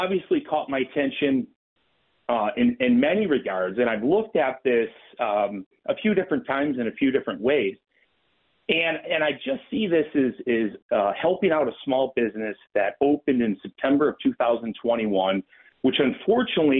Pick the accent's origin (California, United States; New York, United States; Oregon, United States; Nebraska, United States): New York, United States; Western; Western New York is my hometown